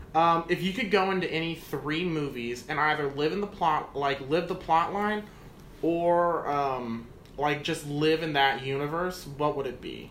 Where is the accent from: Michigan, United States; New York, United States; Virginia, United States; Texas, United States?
Texas, United States; Galveston; now in San Antonio, United States; I'm from Galveston